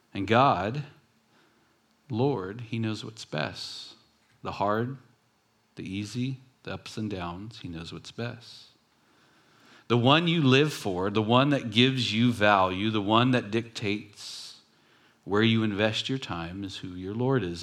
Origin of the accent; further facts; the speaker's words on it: Long Beach, California, United States; I grew up in Long Beach in a ghetto city